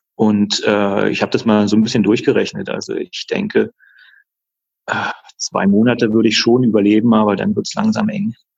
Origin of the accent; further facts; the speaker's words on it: Berlin, Germany; moved away as an adult; now in Würzburg, Germany; ich lebe seit jetzt fast 14 Jahren in Würzburg, bin mhm. zwar gebürtiger Berliner